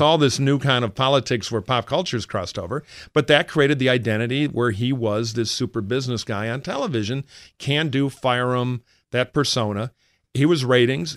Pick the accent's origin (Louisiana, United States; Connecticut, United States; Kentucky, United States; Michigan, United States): Michigan, United States; now in California, United States; I worked for John Engler in my home state of Michigan